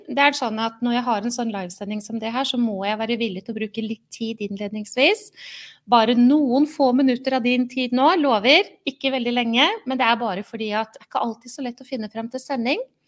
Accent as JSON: {"language": "Norwegian", "region": "Oslo", "country": "Norway", "tie": "born or raised there", "moved": "as an adult", "lives_now": "Halden, Norway", "said": "Selv er jeg ikke fra Halden, jeg er født og oppvokst i Oslo"}